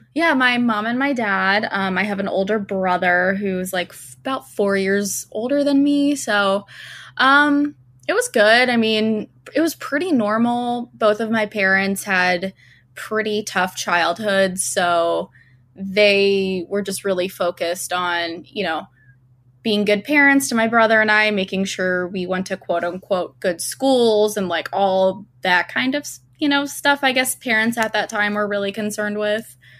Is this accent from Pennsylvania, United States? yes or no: yes; Doylestown, Pennsylvania, United States; growing up in Doylestown was, like, hang out in Doylestown Borough